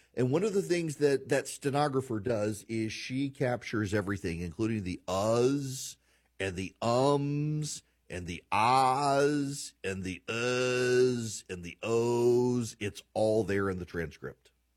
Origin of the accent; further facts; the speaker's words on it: Louisiana, United States; moved away; I'm from Louisiana. We we grew up with milk in our coffee